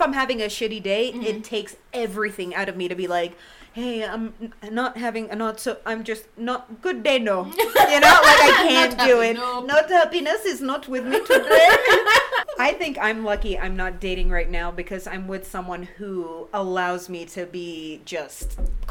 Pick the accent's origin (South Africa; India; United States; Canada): Canada; I said sorry. And I'm from Canada, so that's like enough.